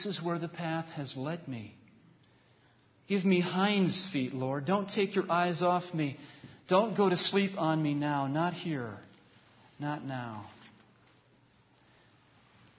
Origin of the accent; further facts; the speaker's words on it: New York, United States; moved away; once I cross into the New York border, I've got 3 hours to my hometown.